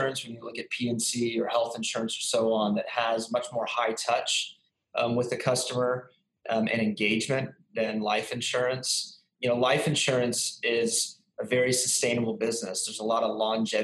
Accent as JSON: {"language": "English", "town": "San Antonio", "region": "Texas", "country": "United States", "moved": "yes", "lives_now": "Dallas, United States", "said": "I'm originally from Texas, San Antonio, Texas. I've bounced around to a number of places, but then found myself back in Texas in 2007 and live here in Dallas"}